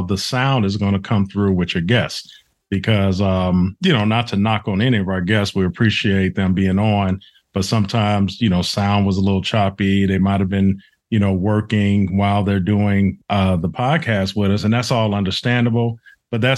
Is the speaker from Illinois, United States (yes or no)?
yes; Chicago, Illinois, United States; moved away; I'm originally from Chicago